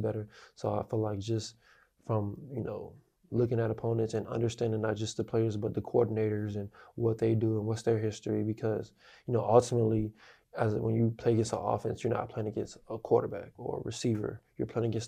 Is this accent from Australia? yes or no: no; Florida, United States; I'm from Florida